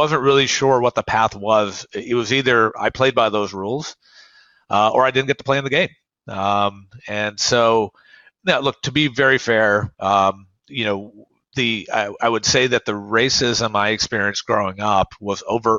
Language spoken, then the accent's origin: English; Oak Ridge, Tennessee, United States; My hometown, Oak Ridge, Tennessee, was segregated